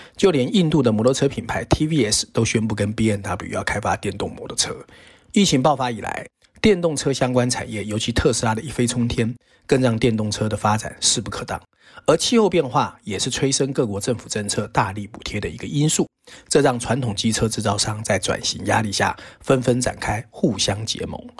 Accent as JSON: {"language": "Chinese", "country": "Taiwan", "tie": "born or raised there", "said": "在台湾长大的我们"}